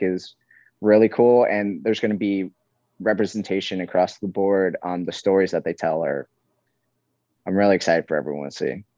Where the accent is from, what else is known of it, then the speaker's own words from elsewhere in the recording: New York, United States; now in Hawaii, United States; I'm from New York